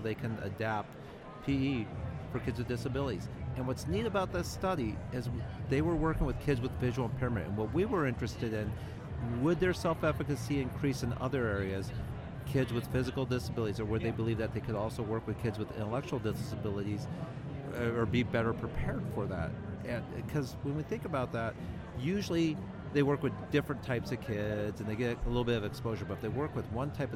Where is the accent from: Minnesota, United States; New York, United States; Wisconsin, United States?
New York, United States; we're from New York